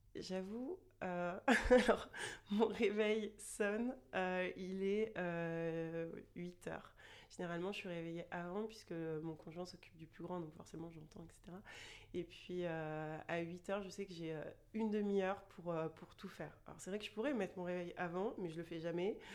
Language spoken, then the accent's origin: French; Chartres, Centre-Val de Loire, France; moved away as an adult; now in Toulouse, France; je vis à Toulouse depuis euh, un peu plus de 10 ans et je suis originaire de Chartres, une petite ville près de Paris.